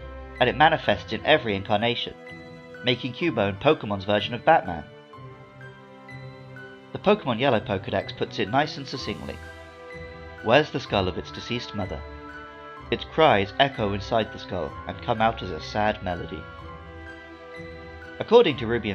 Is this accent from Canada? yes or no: no; London, United Kingdom; I was born in London